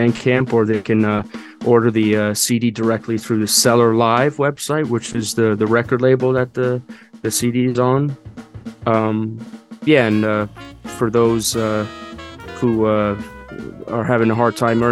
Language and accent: English; New York City, New York, United States; I was born and raised in Brooklyn, New York, and Red Hook, and this is New York City.